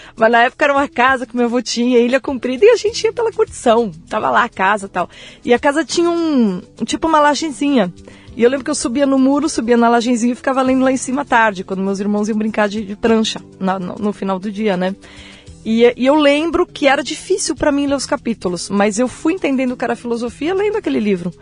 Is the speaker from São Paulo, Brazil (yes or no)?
yes; São Paulo, Brazil; Eu nasci em São Paulo